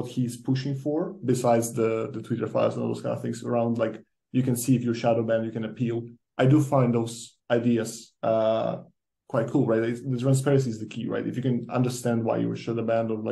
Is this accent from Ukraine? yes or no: yes; Ukraine; moved away; I'm coming from Ukraine